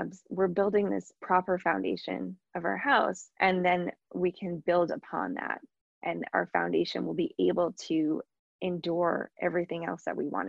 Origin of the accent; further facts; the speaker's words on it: Long Island, New York, United States; I grew up on Long Island